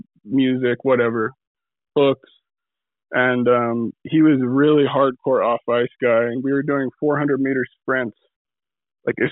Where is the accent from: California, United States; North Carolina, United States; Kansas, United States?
California, United States; moved away; I came from California, but like I was raised by the Western Hockey League, that culture